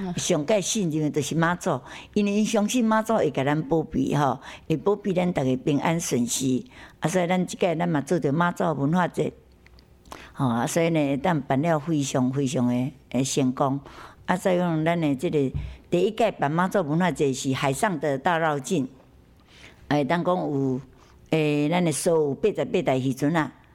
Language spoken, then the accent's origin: Chinese; Yilan County, Taiwan; 我们宜兰人